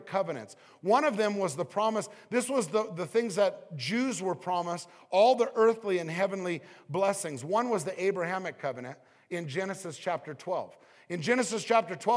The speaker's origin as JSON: {"language": "English", "region": "Southern California", "country": "United States", "tie": "born or raised there", "said": "I was raised in Southern California"}